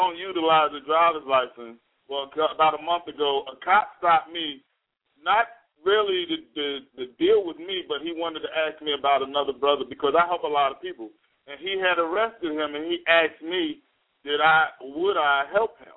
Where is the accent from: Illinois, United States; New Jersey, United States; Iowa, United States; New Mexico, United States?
New Jersey, United States; Jersey City; now in High Point, United States; I'm from New Jersey, Jersey City, actually, and I currently reside domiciled in North Carolina, High Point area.